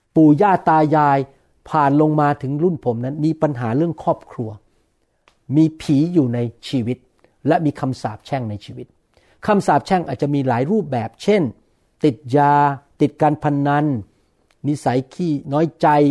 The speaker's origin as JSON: {"language": "Thai", "country": "Thailand", "also_born_or_lived": "Bangkok", "said": "ผมเองก็เป็นคนไทย"}